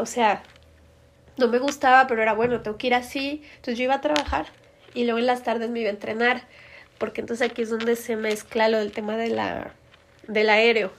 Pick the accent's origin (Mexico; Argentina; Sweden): Mexico; Torreón, Coahuila; moved away as an adult; now in Mexico City, Mexico; soy de Torreón